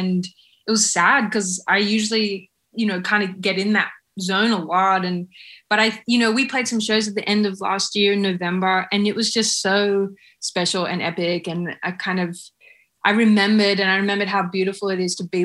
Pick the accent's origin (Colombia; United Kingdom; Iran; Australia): Australia; being an Australian band